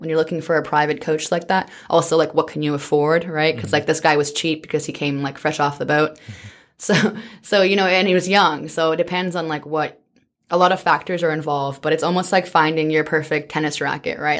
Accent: British Columbia, Canada; also born or lived in Zimbabwe; I grew up in British Columbia from the age of five or so

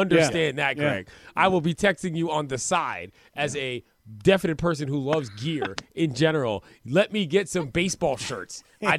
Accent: Washington, District of Columbia, United States; in my hometown in D.C.

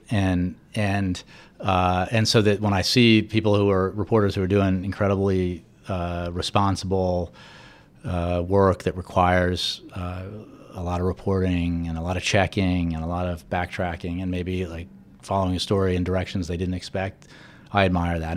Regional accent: United States; somebody who actually grew up here, and the Post was my hometown paper

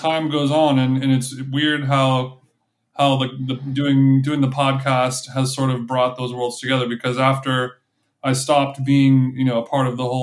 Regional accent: Huntington Beach, California, United States; I'm from Huntington Beach

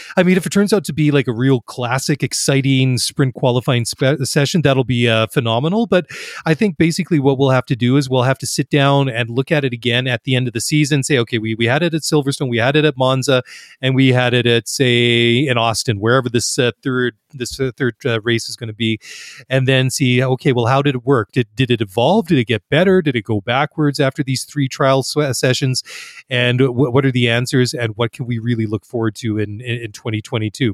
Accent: Canada; being Canadian and identifying with a lot of the winter sports

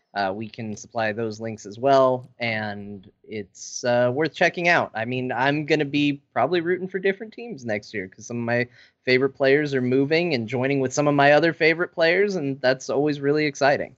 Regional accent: Arizona, United States; I grew up in Arizona

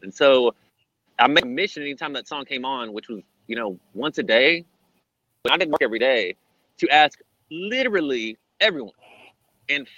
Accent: Hillsboro, Texas, United States; growing up in Hillsboro

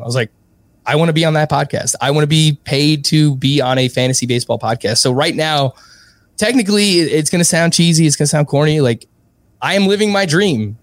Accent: New York City, New York, United States; I was born and raised in Ridgewood, Queens

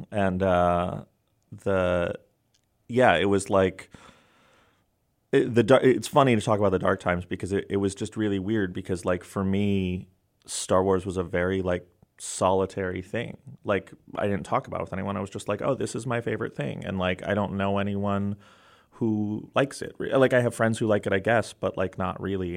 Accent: New York City, New York, United States; my block where I grew up in New York City

